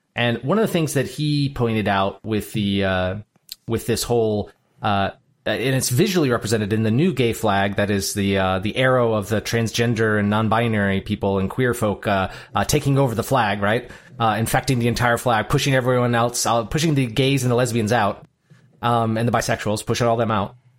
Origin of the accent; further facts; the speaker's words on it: United States; I was born in America and not Djibouti.